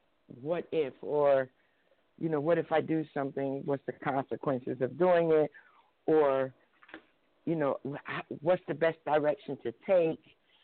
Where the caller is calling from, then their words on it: New Jersey, United States; I'm calling from New Jersey.